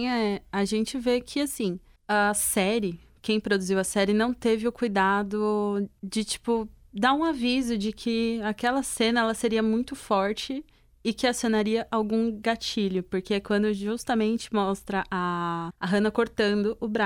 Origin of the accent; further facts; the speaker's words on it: Caraguatatuba, São Paulo, Brazil; eu saí de São Paulo e mudei para pra Caraguá, que é o litoral norte de São Paulo